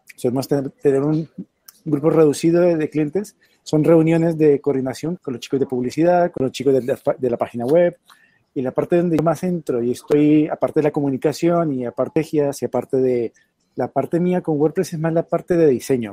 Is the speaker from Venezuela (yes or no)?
no; Colombia; now in Madrid, Spain; Soy originario de Colombia. Vivo aquí en Madrid hace 10 años, pero en España vivo hace 15, 15 años